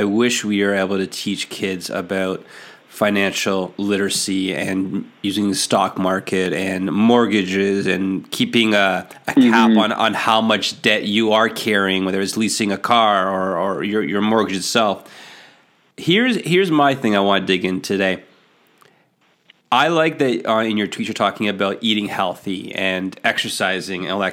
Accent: Canada; as a Canadian

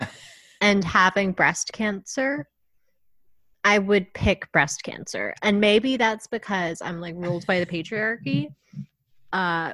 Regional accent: Long Island, New York, United States; my hometown

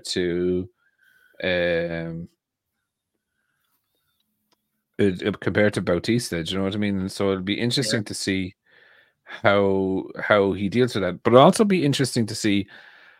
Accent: Ireland; I'm very Irish

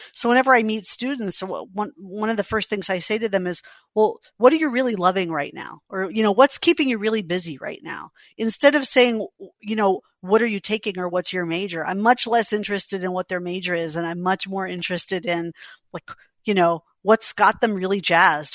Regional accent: New York City, New York, United States; I grew up in New York City

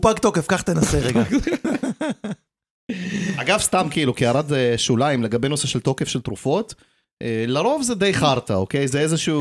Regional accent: Jaffa, Tel Aviv District, Israel; כשעלינו לארץ הייתי גר בגן, כאילו גרנו ביפו והייתי הולך לגן כזה

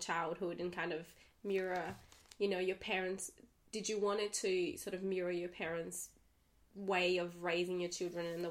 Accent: Brazil; now in Australia; I'm from Brazil

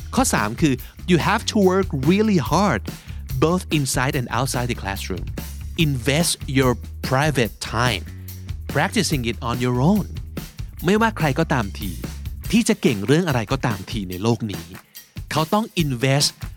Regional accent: Thailand; เราที่เป็น คนไทยเต็มๆ

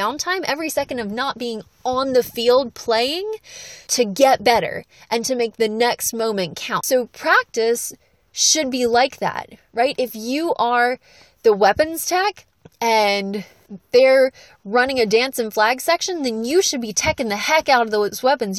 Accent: the South, United States; I'm from the South

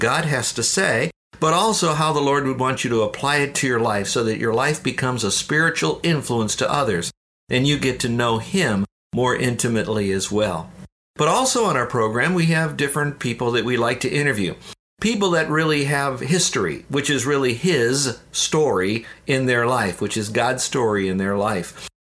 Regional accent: Downers Grove, Illinois, United States; moved away; also born or lived in Florida; I was born in Chicago, a suburb of Chicago called Downers Grove, which is near Wheaton.

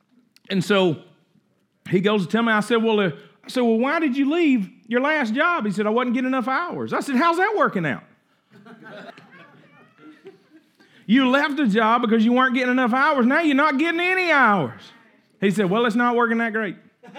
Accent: Coldwater, United States; I mean, we grew up in Coldwater. Nobody got no $400 set of knives out there on the kitchen counter.

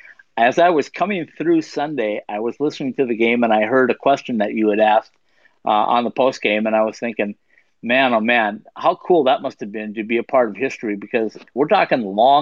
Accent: Minnesota, United States; now in Arizona, United States; I grew up in Minnesota, but I've been in Arizona for 30 years now, for the most part.

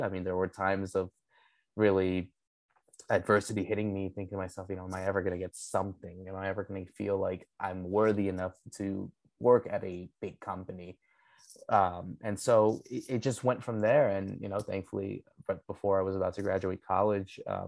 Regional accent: Connecticut, United States; I'm a Paraguayan descent. Obviously, I was born and raised here in the United States. I grew up here in Connecticut all my life.

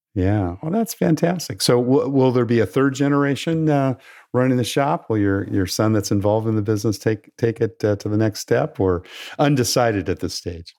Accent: California, United States; My home state of California

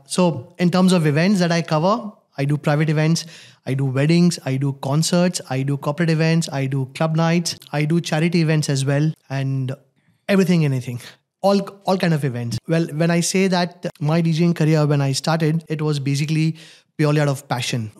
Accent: Gujarat, India; moved away as an adult; also born or lived in Mumbai, India; now in Dubai, United Arab Emirates; I am born in Gujarat. I've done my schooling in Gujarat.

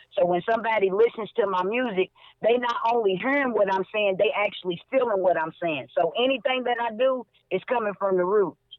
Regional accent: Louisville, Kentucky, United States; my hometown, Louisville, Kentucky

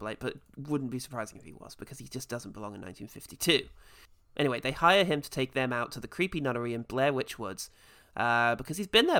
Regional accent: Ireland; I'm Irish.

